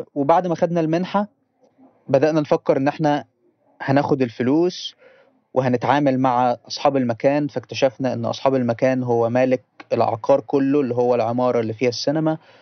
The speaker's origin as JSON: {"language": "Arabic", "town": "Port Said", "region": "Port Said Governorate", "country": "Egypt", "said": "عندنا في بورسعيد"}